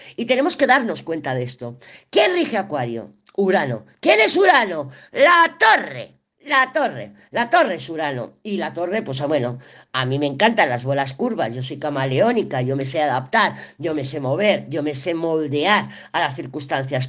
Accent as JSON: {"language": "Spanish", "town": "Barcelona", "region": "Catalonia", "country": "Spain", "also_born_or_lived": "Andorra", "moved": "as an adult", "lives_now": "Sahagún, Spain", "said": "yo soy de Barcelona, yo soy muy cosmopolita, soy de Barcelona, además ciudad, o sea, capital. Yo nací en la calle Sevilla, en la Barceloneta"}